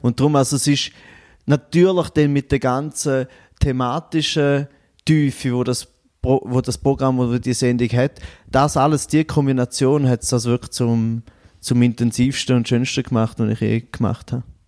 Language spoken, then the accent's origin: German; Goldach, St. Gallen, Switzerland; now in Bern, Switzerland; ich komme aus Goldach ursprünglich am Bodensee, aus äh, Kanton St. Gallen, wohne jetzt aber zu Bern